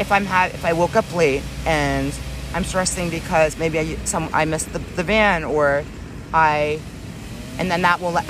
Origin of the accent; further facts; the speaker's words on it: Maryland, United States; moved away; I'm originally from Maryland, so be home in Maryland for one whole summer